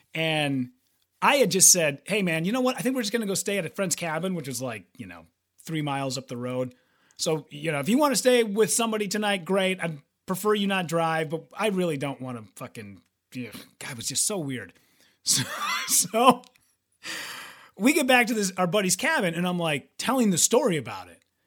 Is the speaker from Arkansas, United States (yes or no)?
no; Hibbing, Minnesota, United States; my hometown of Hibbing